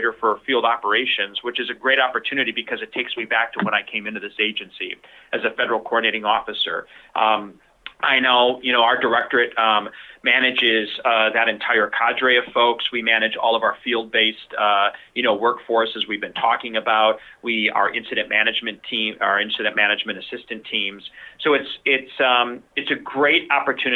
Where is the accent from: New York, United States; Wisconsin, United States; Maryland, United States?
Wisconsin, United States; Milwaukee; moved away; in my hometown in Milwaukee, Wisconsin, and was a police officer there